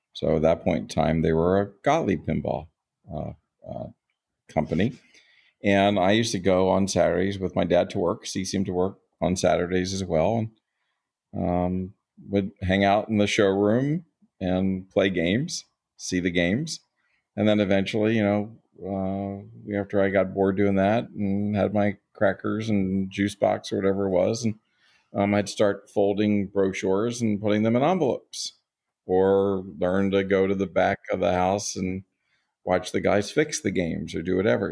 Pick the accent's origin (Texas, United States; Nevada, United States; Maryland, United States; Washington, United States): Maryland, United States; Baltimore; I grew up in Baltimore, Maryland